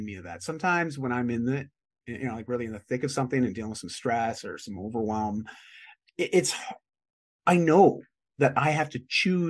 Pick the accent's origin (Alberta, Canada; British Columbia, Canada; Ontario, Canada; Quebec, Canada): Ontario, Canada; just outside of Toronto; moved away as an adult; also born or lived in Vancouver; I grew up in just outside of Toronto.